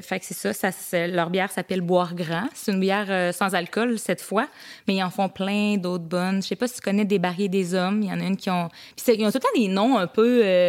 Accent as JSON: {"language": "French", "town": "Saint-Jean-Port-Joli", "region": "Quebec", "country": "Canada", "said": "je viens du coin de Saint-Jean-Port-Joli"}